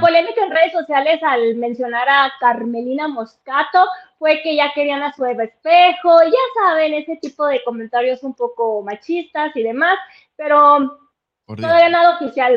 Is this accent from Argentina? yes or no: no; Mexico; Yo como mexicana